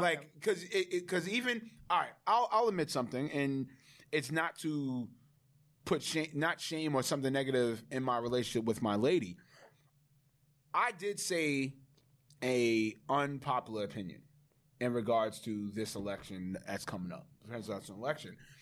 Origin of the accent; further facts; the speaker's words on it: New York City, New York, United States; I'm from Laurelton, Queens